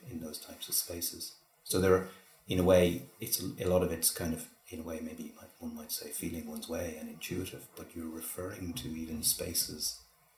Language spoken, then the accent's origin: English; Donegal, Ulster, Ireland; moved away; also born or lived in Dublin; I grew up in Donegal as well